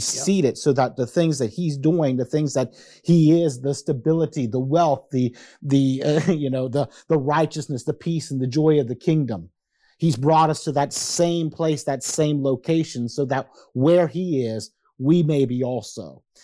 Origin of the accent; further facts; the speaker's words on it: United States; I am an American